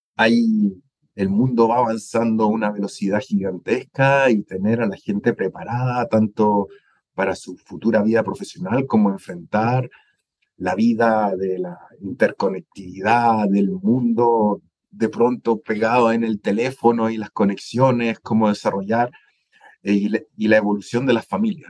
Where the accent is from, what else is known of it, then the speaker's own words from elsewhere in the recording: Chile; moved away as an adult; also born or lived in Spain / Germany; now in Guatemala; soy chileno